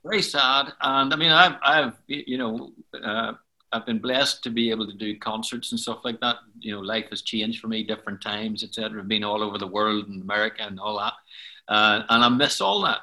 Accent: Belfast, Northern Ireland, United Kingdom; I was born in Belfast, and uh, in fact, I was born in Donegal Pass in Belfast, which is on the south side

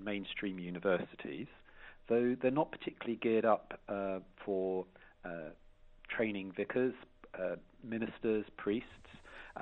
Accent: Edenbridge, South East England, United Kingdom; also born or lived in South London; I was brought up in Kent. I was born in South London and then brought up in Kent in Edenbridge.

